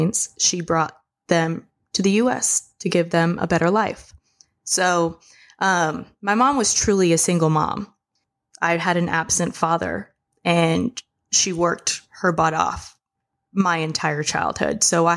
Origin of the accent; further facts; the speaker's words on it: Marshall Islands; I was born in the Marshall Islands